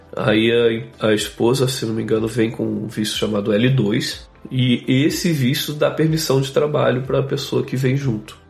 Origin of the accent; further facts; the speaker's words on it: Rio de Janeiro, Brazil; moved away as an adult; also born or lived in Boston, United States; now in West Coast, United States; Eu cresci no Rio de Janeiro